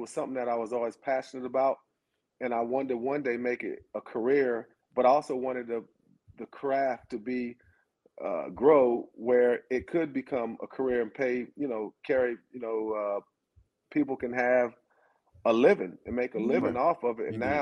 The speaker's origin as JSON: {"language": "English", "town": "Athens", "region": "Georgia", "country": "United States", "said": "I'm from Athens"}